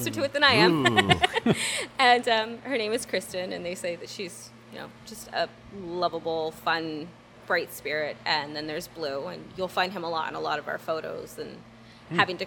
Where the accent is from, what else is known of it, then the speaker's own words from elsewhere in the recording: Burlington, New Jersey, United States; I'm from Burlington. I'm born and raised. I've lived here my whole life